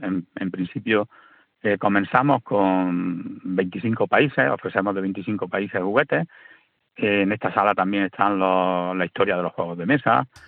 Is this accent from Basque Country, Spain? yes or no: no; Rute, Andalusia, Spain; yo soy de Rute, mi señora es de Cueva de San Marcos, y, bueno, yo empecé con la historia de mi pueblo